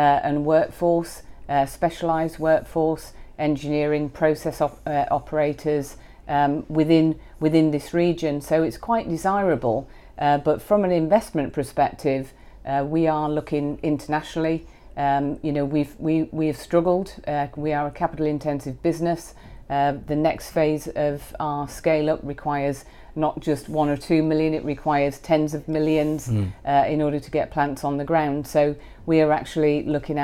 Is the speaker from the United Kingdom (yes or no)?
yes; Yorkshire and the Humber, United Kingdom; moved away as an adult; also born or lived in United States; born and bred in Yorkshire